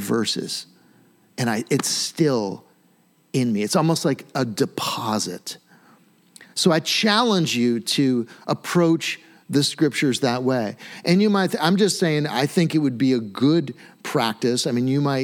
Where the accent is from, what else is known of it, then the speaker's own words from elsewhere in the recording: United States; We're very American